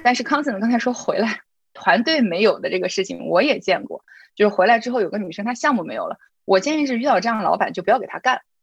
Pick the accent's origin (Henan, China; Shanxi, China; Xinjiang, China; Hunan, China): Xinjiang, China; Urumqi; moved away as an adult; also born or lived in Shihezi / Beijing; now in United States; 我自己呢是一个新疆人，我是石河子出生，乌鲁木齐长大的，所以我经常说我自己是老少边穷的小镇女青年。呃，然后去了北京上大学，对外经贸毕业了之后呢，是在中国一个部委，呃，中央部委工作了三年的时间，然后我就出国读了 M B A。M B A 之后留在了美国，在，分别在 Dell